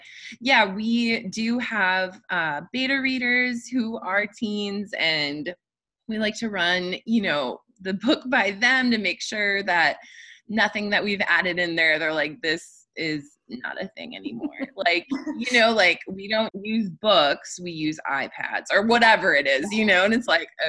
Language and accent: English; Midwest, United States; Well, I think the fact that we're both from the Midwest